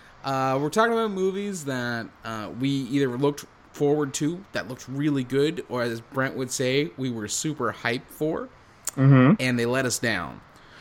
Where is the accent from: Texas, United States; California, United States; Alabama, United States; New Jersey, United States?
New Jersey, United States; I'm from Jersey.